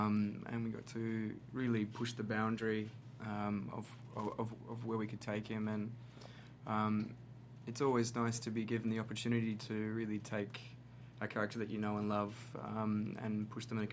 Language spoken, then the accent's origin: English; Australia; I was in Sydney, in my home country of Australia